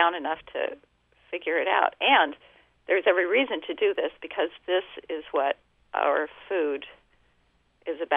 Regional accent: Denver, Colorado, United States; also born or lived in Wyoming; I grew up in Denver and also at the ranch he managed in Wyoming.

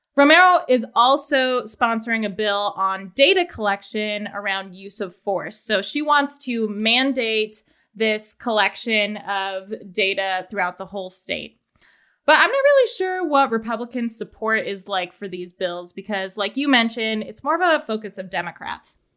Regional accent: Layton, Utah, United States; I am also from Layton

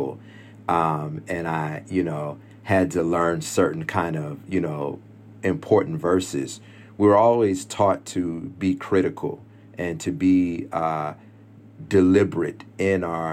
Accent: Stone Mountain, Georgia, United States; also born or lived in Lithonia, Georgia; my home church in Stone Mountain

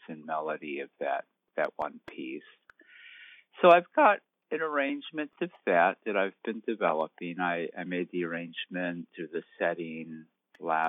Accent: Dearborn, Michigan, United States; moved away; I am originally from the Detroit area, and on a, now it's like almost 2 years ago, I was visiting home in Dearborn

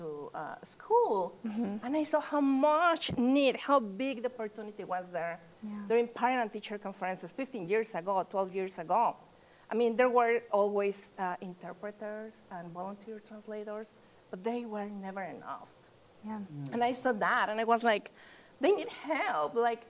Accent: Mexico; English is a second language; moved away; I was, as I said, born and raised in Mexico.

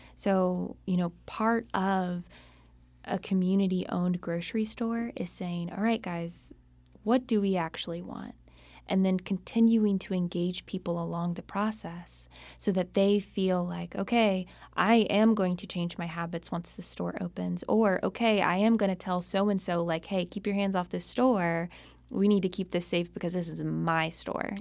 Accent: Charlotte, North Carolina, United States; I grew up in Charlotte, North Carolina

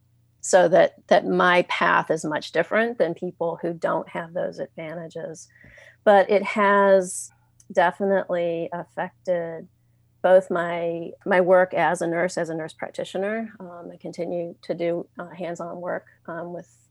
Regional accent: Richmond, Virginia, United States; moved away as an adult; now in Seattle, United States; I was homeless for about 6 months in my hometown of Richmond, Virginia

